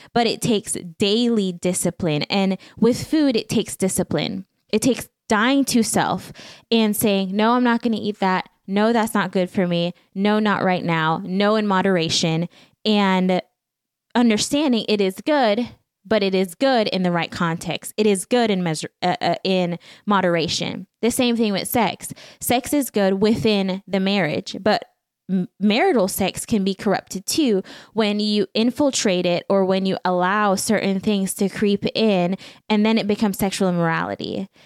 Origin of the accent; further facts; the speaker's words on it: Belize; moved away; Back home, growing up in Belize, there is not much necessarily